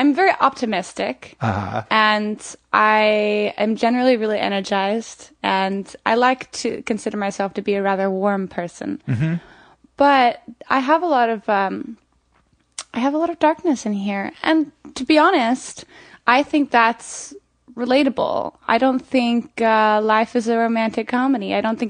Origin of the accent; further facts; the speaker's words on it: Florida, United States; also born or lived in Montana; I'm from Florida.